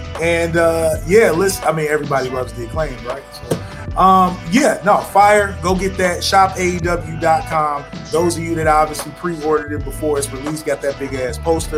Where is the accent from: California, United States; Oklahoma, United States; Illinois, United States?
Illinois, United States; Chicago; look at my hometown.